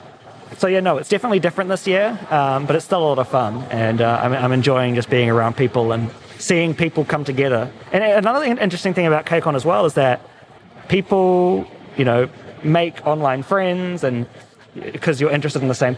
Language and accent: English; New Zealand; now in Los Angeles, United States; I'm from New Zealand, you know, living in LA now